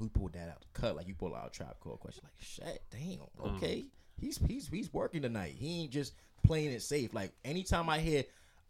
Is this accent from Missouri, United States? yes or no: no; New York, United States; now in Boston, United States; I'm a promoter out here, and I just feel like I'm from New York